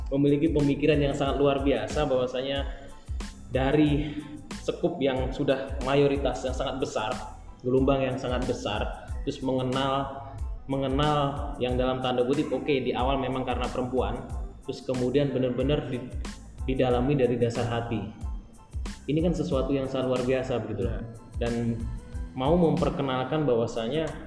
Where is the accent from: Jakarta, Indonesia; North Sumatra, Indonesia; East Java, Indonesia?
East Java, Indonesia; Blitar; saya saya saya dari Blitar bro maksudnya saya dari Blitar